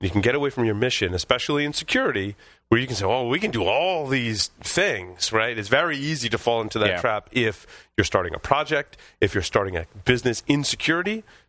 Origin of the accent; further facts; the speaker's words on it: Northeast, United States; We're from the Northeast.